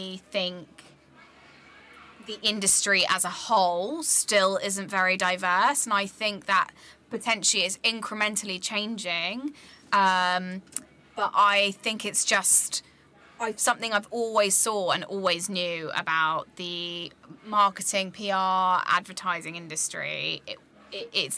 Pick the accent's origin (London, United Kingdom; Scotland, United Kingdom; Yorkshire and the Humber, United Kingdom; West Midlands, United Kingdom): London, United Kingdom; Croydon; also born or lived in Nottingham; growing up in Croydon and then going to Nottingham as a university